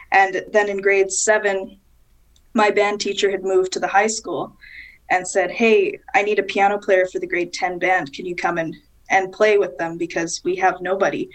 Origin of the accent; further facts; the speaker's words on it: Winnipeg, Manitoba, Canada; I was born and raised in Winnipeg, so that's kind of that's my roots. That's where I'm from.